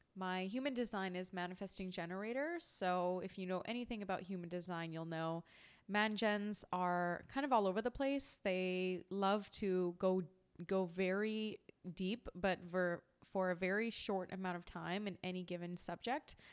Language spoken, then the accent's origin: English; small town an hour east of Vancouver, British Columbia, Canada; moved away as an adult; also born or lived in Manhattan, New York; now in New York, United States; I grew up in a small town about an hour east of Vancouver, British Columbia. Spent the first thirty years of life in Canada as a Canadian.